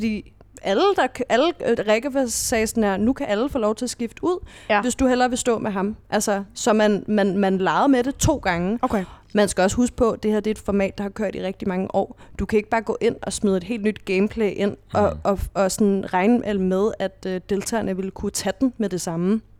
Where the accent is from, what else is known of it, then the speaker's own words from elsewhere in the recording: Næstved, Zealand, Denmark; Jeg, jeg er fra Næstved